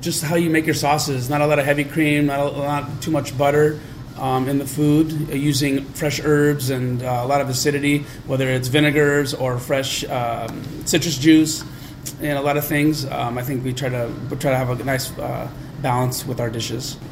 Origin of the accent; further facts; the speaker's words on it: Southern California, United States; moved away as an adult; also born or lived in San Francisco / Chicago; now in St. Louis, United States; we grew up in Southern California